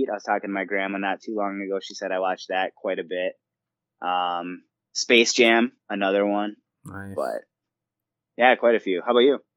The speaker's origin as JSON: {"language": "English", "town": "Stillwater", "country": "United States", "tie": "born or raised there", "moved": "yes", "said": "after I moved away from Stillwater"}